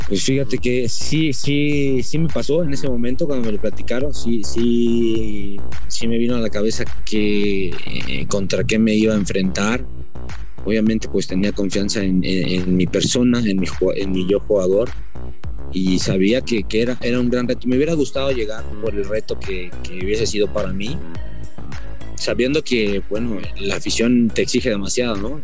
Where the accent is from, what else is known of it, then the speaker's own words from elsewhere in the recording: Mexico City, Mexico; yo soy, bueno, de Tepito